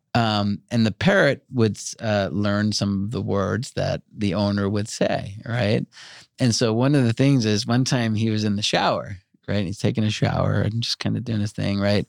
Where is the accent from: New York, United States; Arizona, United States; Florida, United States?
New York, United States; Long Island; I grew up in Long Island